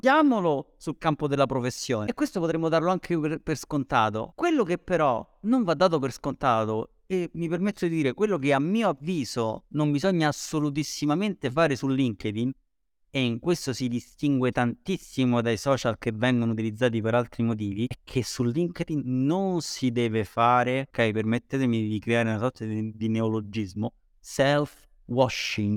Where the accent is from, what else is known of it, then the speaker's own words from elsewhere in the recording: Rome, Lazio, Italy; io sono di Roma